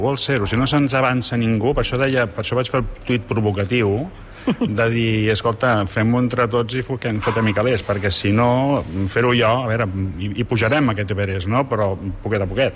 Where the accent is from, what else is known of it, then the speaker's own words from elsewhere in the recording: Barcelona, Catalonia, Spain; és la meva vila, Vila de Gràcia, on he nascut